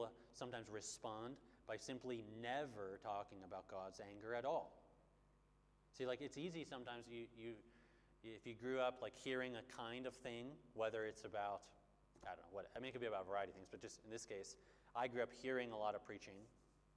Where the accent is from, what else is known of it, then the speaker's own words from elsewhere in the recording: Bloomington, Minnesota, United States; moved away; Back where I'm from, there's like the biggest mall in America called the Mall of America